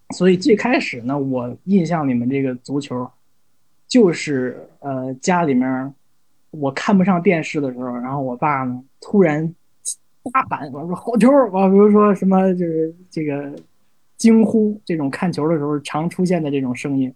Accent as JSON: {"language": "Chinese", "country": "China", "also_born_or_lived": "Syracuse, United States / New York City, United States", "moved": "as an adult", "said": "作为一个中国人来说"}